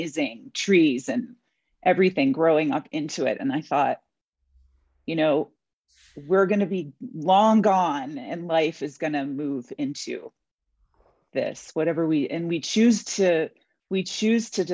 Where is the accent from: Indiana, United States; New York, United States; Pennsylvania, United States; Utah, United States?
New York, United States; I was born in New York.